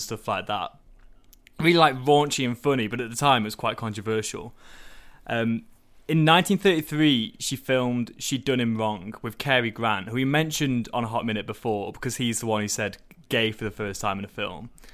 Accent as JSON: {"language": "English", "area": "Staffordshire", "region": "West Midlands", "country": "United Kingdom", "tie": "born or raised there", "said": "I grew up in Staffordshire"}